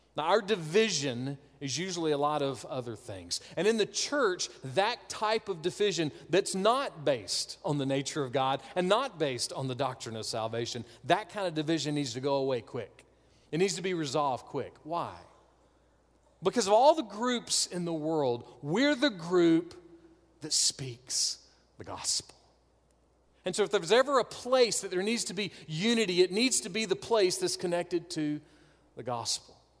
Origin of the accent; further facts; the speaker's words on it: North Augusta, South Carolina, United States; I am a scrub from North Augusta